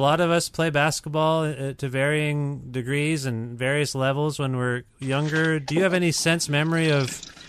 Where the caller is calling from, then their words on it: Guelph, Ontario, Canada; I'm calling from just outside of Toronto in Guelph, Ontario.